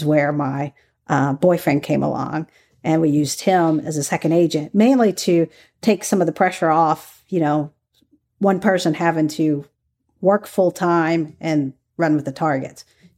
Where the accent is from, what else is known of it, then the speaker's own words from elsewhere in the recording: the South, United States; I grew up in the South.